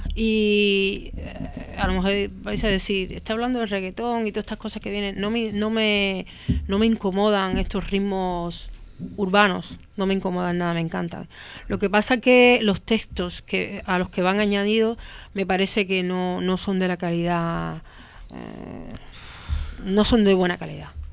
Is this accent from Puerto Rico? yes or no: no; Cuba; moved away as an adult; now in Spain; soy cubana